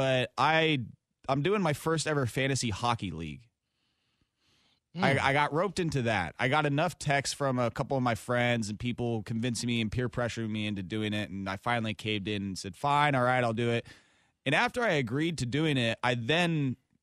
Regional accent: Sherwood, Oregon, United States; my hometown Sherwood

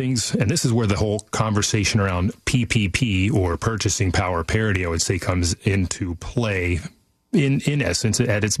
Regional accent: Sacramento, California, United States; I'm from Sacramento too.

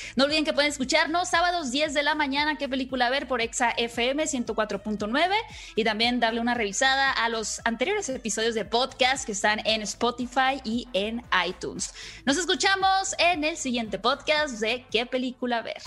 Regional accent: Sonora, Mexico; el estado de Sonora, de donde soy yo

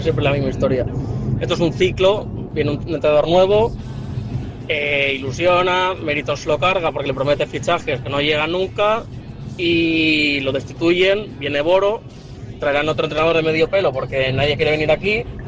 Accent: Valencia, Valencian Community, Spain; soy de Valencia

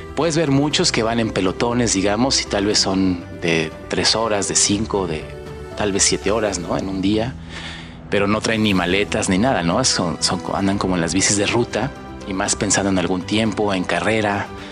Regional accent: Mexico; visitamos como mexicanos

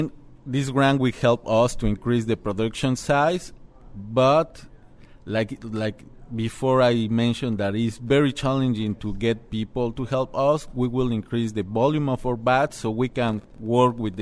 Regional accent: Mexico City, Mexico; moved away as an adult; now in Door County, United States; I'm from Mexico City. In Mexico City, I have my own cheese factory with my family

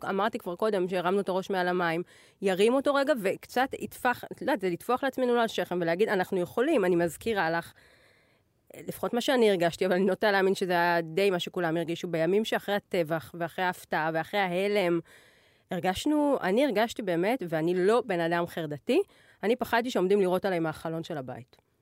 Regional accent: Israel; אנחנו כישראלים

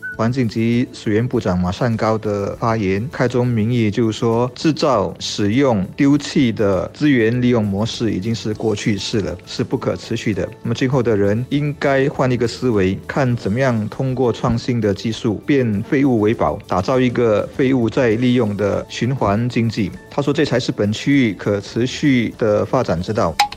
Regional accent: Singapore; 我们新加坡人

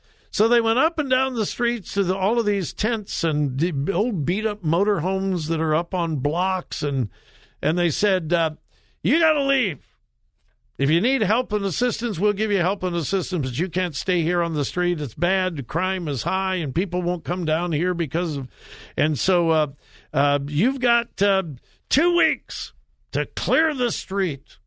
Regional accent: Los Angeles, California, United States; moved away; It's about my hometown, Los Angeles. Well, I didn't really live in Los Angeles. I lived in several of the suburbs.

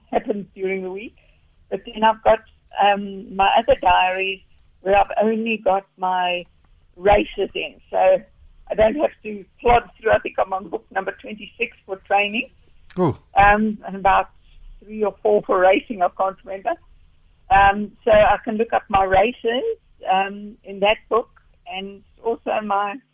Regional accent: South Africa

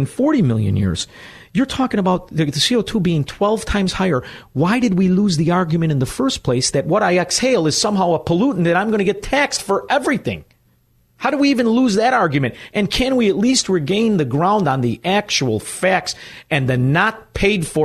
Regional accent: Chicago, Illinois, United States; also born or lived in Melrose Park, Illinois; I grew up in Chicago, Illinois

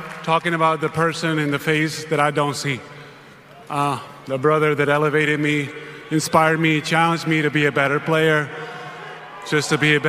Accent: Spain; moved away; As a kid growing up in Spain

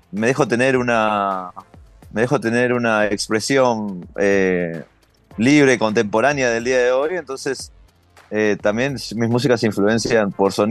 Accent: New York, United States; also born or lived in Uruguay; yo nací en Uruguay, pero desde joven que mi familia vive acá en Nueva York y yo me crié acá entonces también.

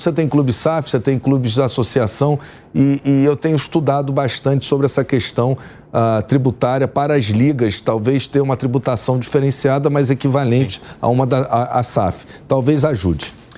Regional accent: Rio de Janeiro, Brazil; sou do Rio de Janeiro

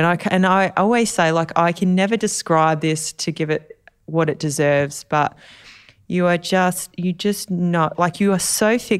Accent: Australia; hello, Mr. President … I'm from Australia.

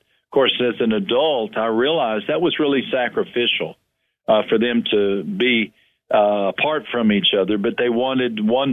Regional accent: West Texas, United States; moved away as an adult; also born or lived in Brazil; now in San Antonio, United States; I grew up in West Texas

